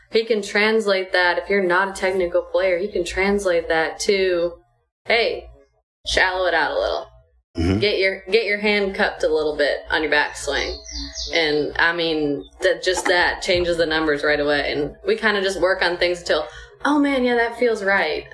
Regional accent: Cleveland, Ohio, United States; I grew up in Cleveland

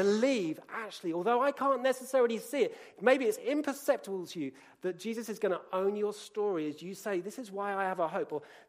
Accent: Colombia; I grew up in Colombia.

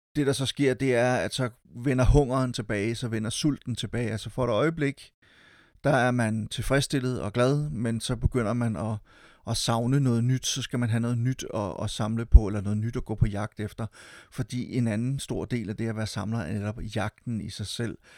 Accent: Silkeborg, Central Denmark Region, Denmark; Jeg var med til at drive en lille biograf i min hjemby Silkeborg

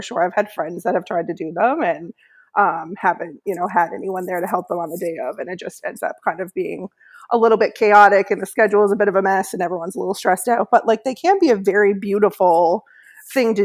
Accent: Newfoundland and Labrador, Canada; also born or lived in Halifax / Toronto; I'm from Newfoundland

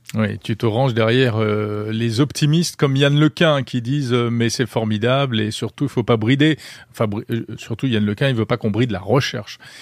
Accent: France

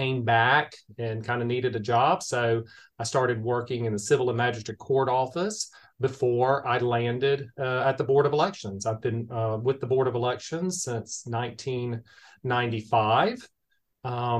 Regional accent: Augusta, Georgia, United States; I was born and raised here in Augusta, Georgia

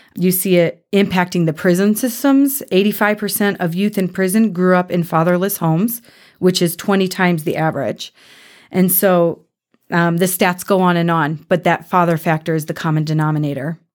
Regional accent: Cleveland, Ohio, United States; moved away as an adult; now in Kansas City, United States; I'm from Cleveland, Ohio

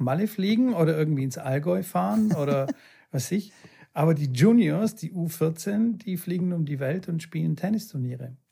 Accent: Bulgaria; moved away; meine alte Heimat

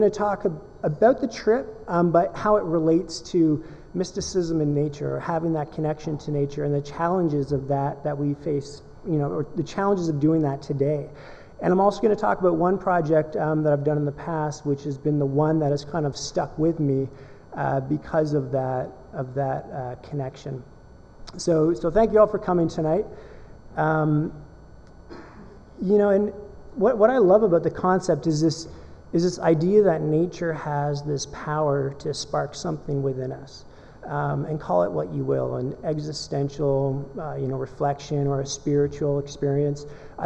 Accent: Canada; I'm a Canadian photojournalist slash documentary photographer

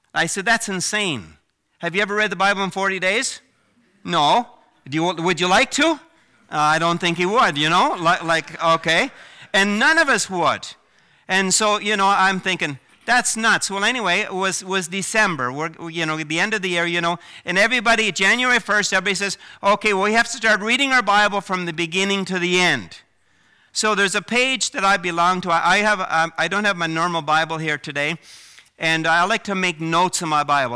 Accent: Prince Edward Island, Canada; moved away as an adult; also born or lived in Vancouver, British Columbia; I grew up in Prince Edward Island

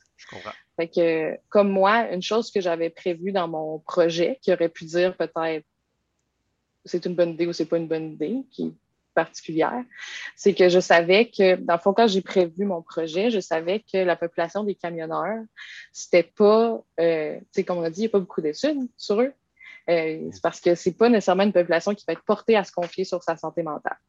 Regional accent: Quebec City, Quebec, Canada; Je viens de Québec, puis j'ai toujours habité à Québec

